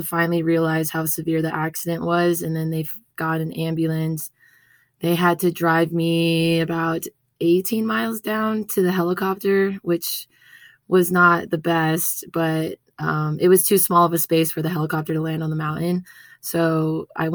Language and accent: English; Las Vegas, Nevada, United States; moved away as an adult; now in Reno, United States; I was born and raised in Vegas